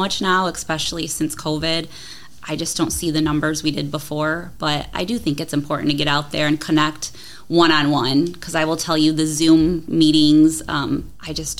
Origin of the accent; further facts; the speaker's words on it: Toledo, Ohio, United States; I grew up in Toledo